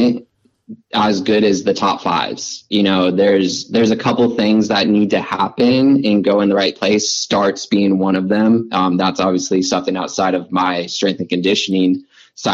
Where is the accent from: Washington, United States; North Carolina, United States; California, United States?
Washington, United States; Washougal; since that's in my hometown.